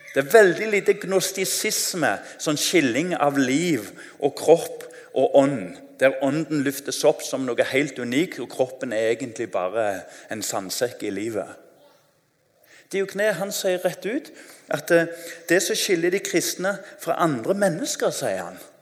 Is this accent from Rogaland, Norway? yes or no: yes; Tananger, Rogaland, Norway; Jeg husker når jeg var ungdom, det er ikke lenge siden, så eh, husker jeg Hjemme i Tananger